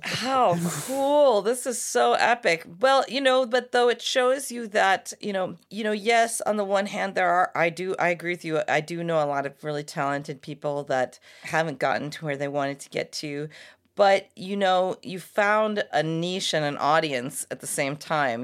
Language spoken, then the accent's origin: English; United States; I'm a couple generations here American, but my mom's Irish family